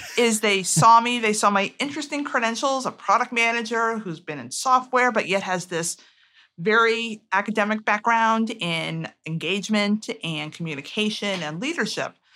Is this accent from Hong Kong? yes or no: no; Connecticut, United States; I grew up in Connecticut.